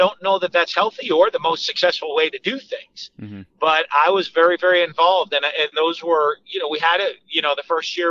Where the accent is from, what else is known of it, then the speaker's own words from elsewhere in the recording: Manchester, New Hampshire, United States; moved away as an adult; also born or lived in Drexel Hill, Pennsylvania / Londonderry, New Hampshire / Utah / Starkville, Mississippi; I grew up in Manchester, New Hampshire